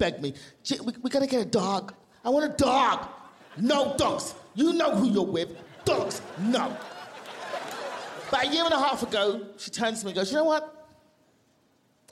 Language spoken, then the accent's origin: English; London, United Kingdom; moved away as an adult; also born or lived in Nigeria; now in Los Angeles, United States; I'm from London.